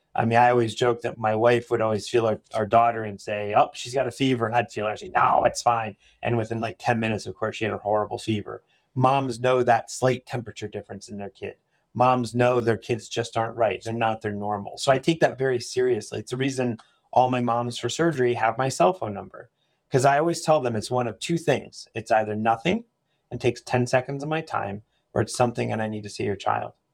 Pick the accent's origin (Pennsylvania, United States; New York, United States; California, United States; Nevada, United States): Pennsylvania, United States; Annville; also born or lived in Philadelphia / Durham, North Carolina; So, I grew up in this area. I grew up in Anvil